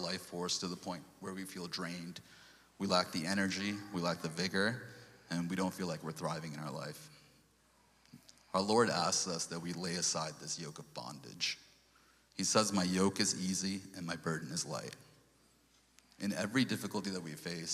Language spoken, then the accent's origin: English; New York, United States; moved away; also born or lived in Sri Lanka / Portland; before we came to New York